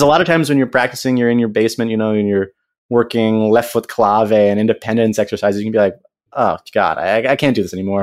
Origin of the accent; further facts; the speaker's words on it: United States; I'm this American kid